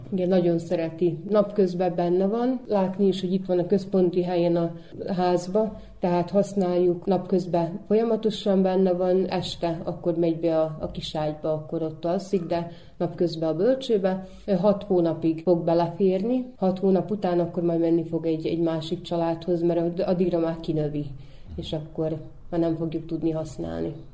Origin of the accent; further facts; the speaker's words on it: Bajmok, Vojvodina, Serbia; ez itt az a mi szülőföldünk, az mi hazánk, úgyhogy mi itt születtünk